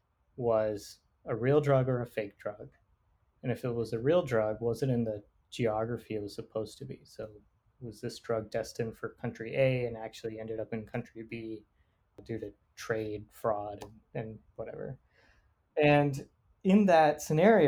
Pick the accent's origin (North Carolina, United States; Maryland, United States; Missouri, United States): North Carolina, United States; Raleigh; I grew up here in Raleigh, North Carolina